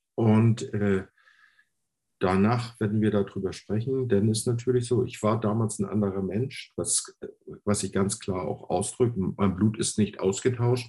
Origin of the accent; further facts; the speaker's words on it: Hamburg, Germany; first language German; ich bin in Hamburg geboren